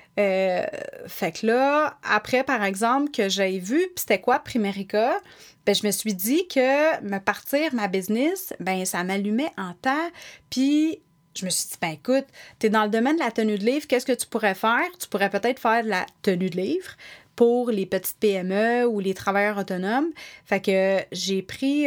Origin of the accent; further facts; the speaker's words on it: Sainte-Thérèse, Quebec, Canada; also born or lived in Montreal / Blainville / Laval; Je suis née à Montréal, dans le quartier Saint-Henri